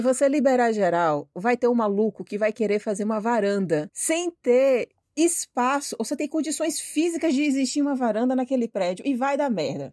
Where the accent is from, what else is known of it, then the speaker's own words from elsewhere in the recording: Bahia, Brazil; now in São Paulo, Brazil; eu sou baiana